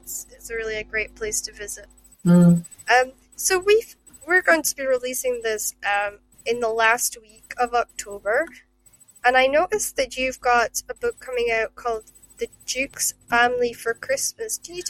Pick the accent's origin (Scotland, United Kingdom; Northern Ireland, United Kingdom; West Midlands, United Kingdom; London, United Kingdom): Scotland, United Kingdom; Shetland; also born or lived in Aberdeen / Glasgow; I came from down from Shetland, and I've lived in Aberdeen. I've spent time in Aberdeen. I've spent time in Kirkcaldy and Dundee, and I lived in Glasgow for a number of years